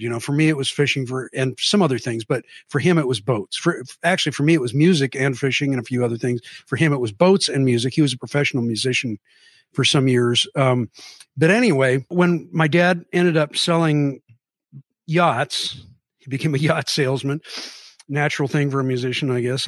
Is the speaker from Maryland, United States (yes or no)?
no; Mercer Island, Washington, United States; also born or lived in Seattle; I was born in Seattle, raised on Mercer Island